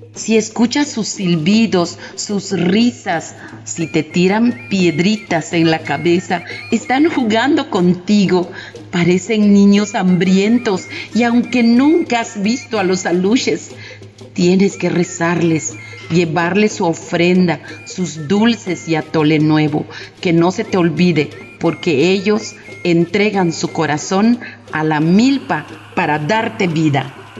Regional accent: Muna, Yucatán, Mexico; soy maestra de literatura y bordado en mi pueblo de Muna, Yucatán

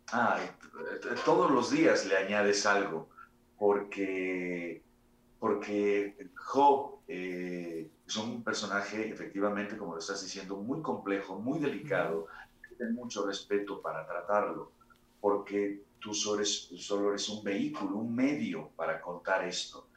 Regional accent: Mexico; nosotros, como, mexicanos

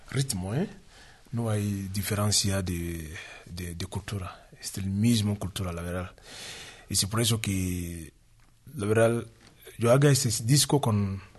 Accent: Dakar, Senegal; De Dakar.

